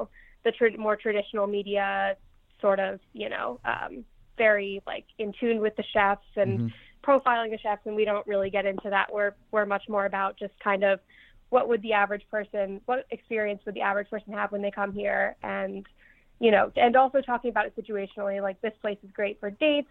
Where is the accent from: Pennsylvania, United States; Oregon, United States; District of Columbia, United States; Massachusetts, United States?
Pennsylvania, United States; Philadelphia; moved away as an adult; also born or lived in New York; now in Philadelphia, United States; I grew up in Philly